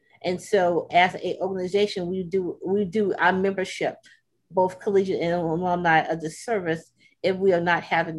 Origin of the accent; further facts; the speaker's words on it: the South, United States; again, I'm from the South.